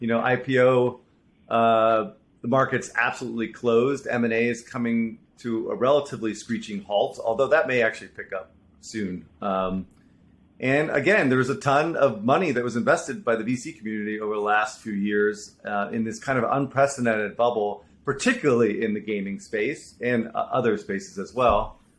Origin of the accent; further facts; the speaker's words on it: Jubail, Eastern Province, Saudi Arabia; I grew up in Saudi Arabia, so I kind of understand the nomadic lifestyle of expats, which is different, unique background.